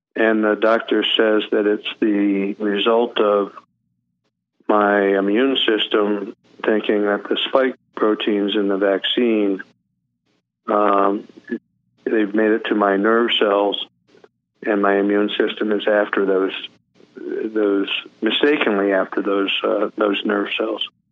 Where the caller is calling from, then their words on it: Denver, Colorado, United States; I'm calling from Denver, Colorado